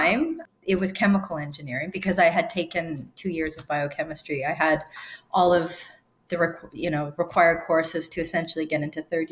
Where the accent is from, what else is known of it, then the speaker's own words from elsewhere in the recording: Sudbury, Ontario, Canada; I grew up in a town called Sudbury in Ontario, and it's actually a mining town